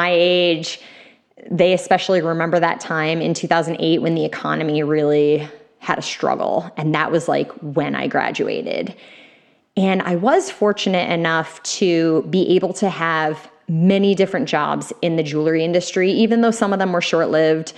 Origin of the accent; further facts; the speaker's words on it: Westchester County, New York, United States; also born or lived in Brooklyn, New York / Boston, Massachusetts; I grew up in Westchester County, and then I lived in Brooklyn for 10 years